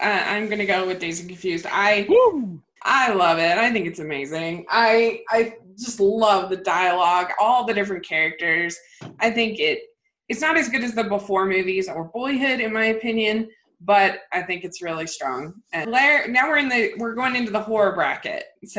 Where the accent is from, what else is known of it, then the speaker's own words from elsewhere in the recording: Middletown, Maryland, United States; And I grew up in Middletown, Maryland, which is about 10 minutes from Burkittsville.